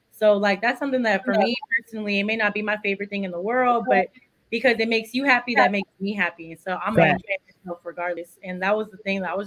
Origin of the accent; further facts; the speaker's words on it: Texas, United States; being a Texan